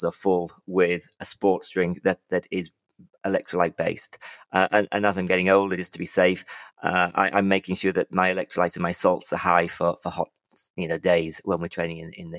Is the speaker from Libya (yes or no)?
yes; Libya; moved away; I grew up in Libya